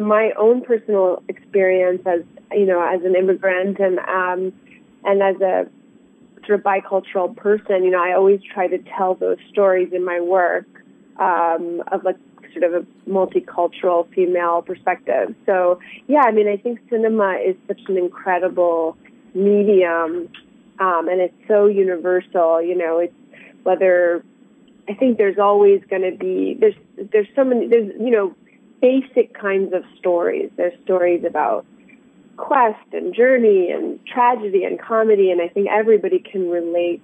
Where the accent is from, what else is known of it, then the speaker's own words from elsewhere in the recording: suburbs of Washington D.C., District of Columbia, United States; moved away as an adult; also born or lived in Iran / New York; now in Los Angeles, United States; we landed in the suburbs of Washington D.C., where I grew up, and that's where I grew up